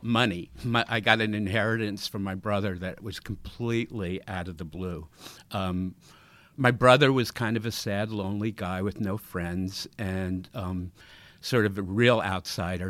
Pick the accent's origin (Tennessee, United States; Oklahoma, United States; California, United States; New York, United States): New York, United States; Long Island; I, I grew up in New York